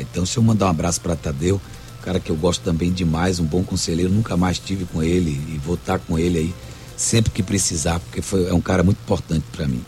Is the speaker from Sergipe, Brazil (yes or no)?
no; Salvador, Bahia, Brazil; Nasci no Garcia, depois mudei para o Vale da Muriçoca, depois eu mudei, morei no Rio Vermelho durante 20 anos